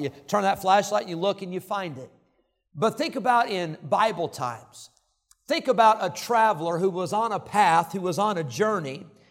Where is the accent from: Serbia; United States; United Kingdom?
United States; Illinois; I grew up in Illinois